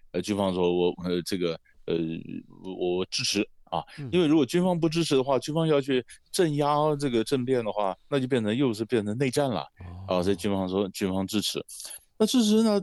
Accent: Taiwan; 我们台湾人对非洲关心的好像比较少

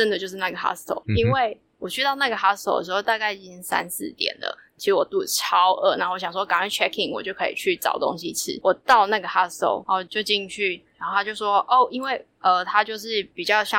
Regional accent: Taiwan; 他说：“你是台湾人吗？”我说：“我是。”

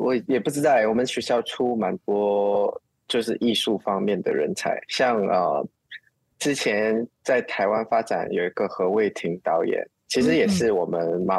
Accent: Muar, Johor, Malaysia; 呃，也是啊，就是反正我们就是马来西亚人，就比较青菜一点

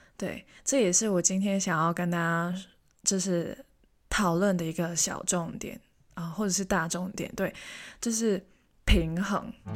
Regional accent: Hong Kong; first language Cantonese; Chinese is a second language; now in Taiwan; 我是香港人

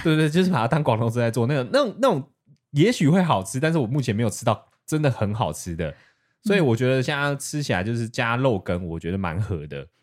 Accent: Taiwan; 因为我是台湾人

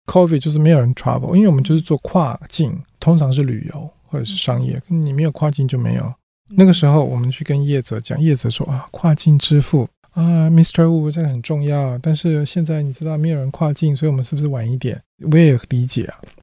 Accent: Taiwan; moved away; also born or lived in Silicon Valley; 我们台湾人有一个韧性

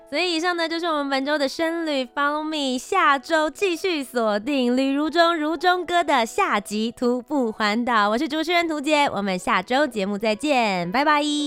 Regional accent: Kaohsiung, Taiwan; 我是高雄人

